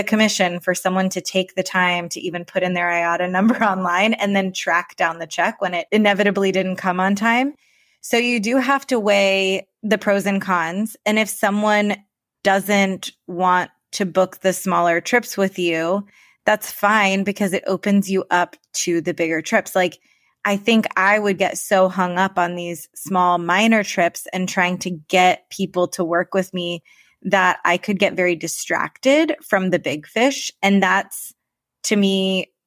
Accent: Florida, United States; we're both from Florida

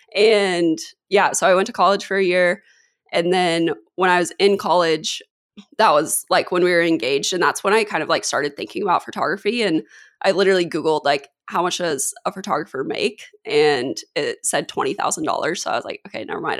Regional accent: Kansas, United States; moved away as an adult; now in San Diego, United States; I grew up in Kansas

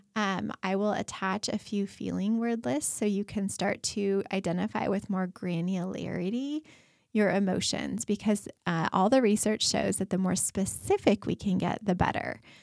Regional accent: Colorado, United States; moved away; I grew up in Colorado, and we go back there to visit

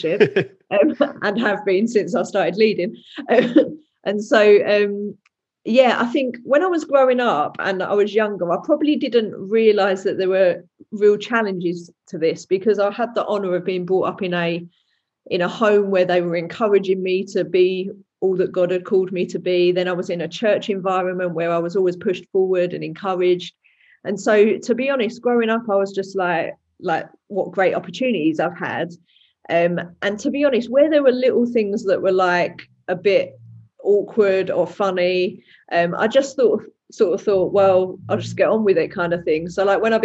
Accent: Dagenham, London, United Kingdom; I'm from Dagenham, which is in East London. Some people say it's Essex, but it depends whether you want to say you're from Essex or East London. And I veer more towards East London. So there we go. But yeah, been here my whole life.

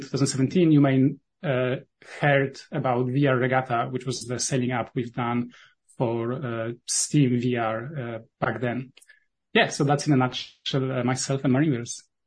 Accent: Poland; accent: Polish; first language Polish; English is a second language; my native language is polish

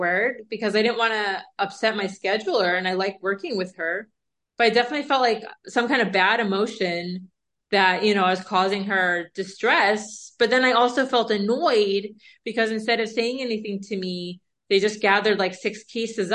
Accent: East Coast, United States; now in West Coast, United States; I'm from the East Coast and I'm from a place where people are very direct. I'm struggling a little bit here on the West Coast

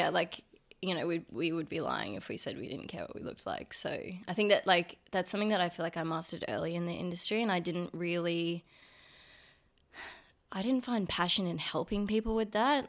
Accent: Brisbane, Queensland, Australia; I grew up in Brizzy

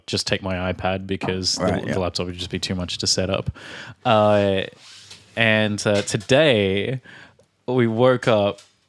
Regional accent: Australia; moved away; from Australia.

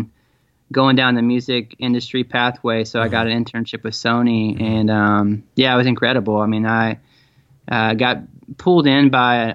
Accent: Tennessee, United States; also born or lived in Tacoma, Washington / Chattanooga, Tennessee; I was born in Tacoma, but I pretty much was raised in Tennessee

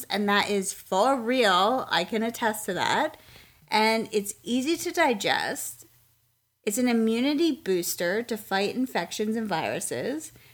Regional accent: Lancaster, Pennsylvania, United States; now in Raleigh, United States; We grew up in Lancaster, Pennsylvania, and Pennsylvania Dutch food was pretty much a staple for us

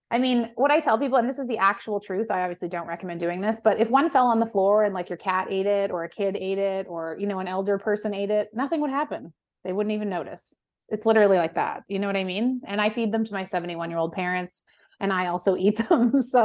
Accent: West Coast, United States; I mean, I'm from the West Coast and a very like lenient drug culture out there.

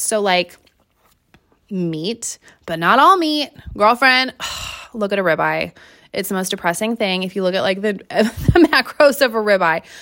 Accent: Seattle, Washington, United States; I am from Seattle

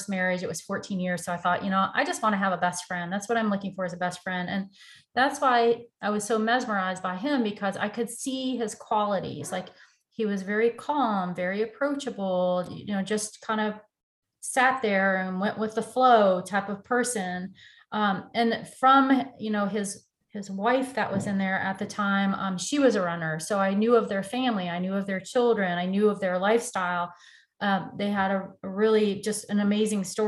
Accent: Detroit, Michigan, United States; moved away; also born or lived in Nashville, Tennessee; So I am originally from Detroit, Michigan. I grew up in the automotive industry. I moved to Tennessee in 1989

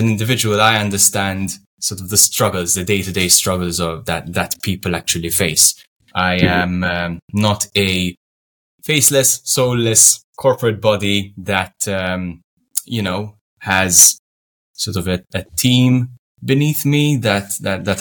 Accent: Malta; Malta is a sunny Mediterranean island just below Italy. And we speak we speak in English and Maltese, which is our language that resembles Arabic

